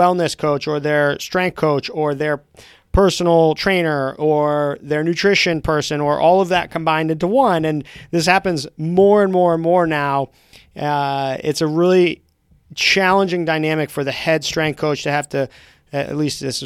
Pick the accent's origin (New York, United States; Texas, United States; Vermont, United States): Vermont, United States; as a kid growing up in Vermont